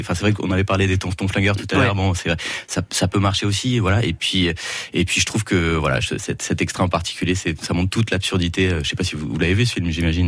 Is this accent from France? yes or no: yes; Yvelines, Île-de-France, France; moved away as an adult; also born or lived in Forterre; now in Auxerre, France; Comme la plupart de mes, confrères de Danakier, ben, on est tous originaires des Yvelines, voilà, les petits villages à l'ouest